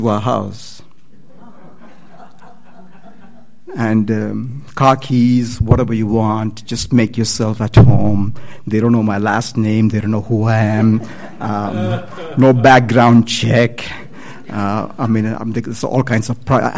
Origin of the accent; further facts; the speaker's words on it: India; moved away as an adult; I'm from India.